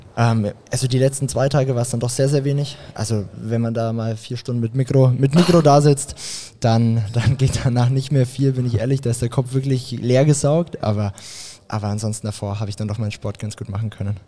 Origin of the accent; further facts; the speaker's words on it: Graz, Styria, Austria; aus Graz, wo ich aufgewachsen bin